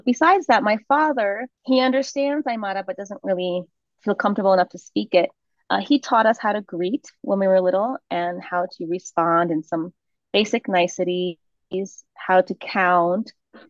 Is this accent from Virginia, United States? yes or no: yes; Virginia, United States; first language Spanish; moved away as an adult; now in Bolivia; you can probably sniff out I'm not from here. I was raised in the States